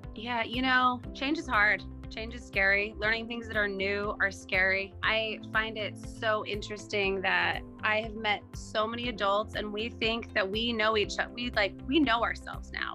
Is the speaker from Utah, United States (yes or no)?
yes; Utah, United States; I grew up in Utah